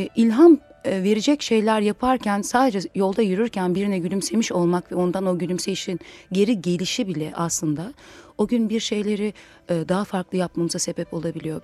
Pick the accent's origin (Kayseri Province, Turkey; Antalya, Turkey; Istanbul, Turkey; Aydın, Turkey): Istanbul, Turkey; aslında İstanbul menşeliyim.